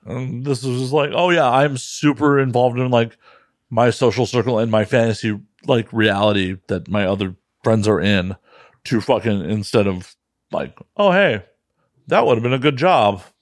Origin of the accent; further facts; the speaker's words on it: Midwest, United States; moved away as an adult; now in West Coast, United States; as a Midwesterner who used to drive east a bunch